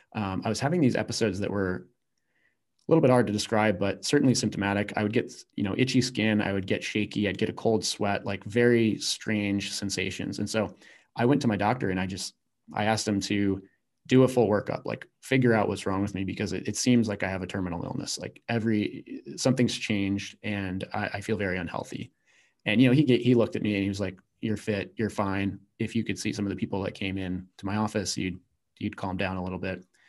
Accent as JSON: {"language": "English", "region": "Virginia", "country": "United States", "tie": "born or raised there", "said": "I grew up in Virginia"}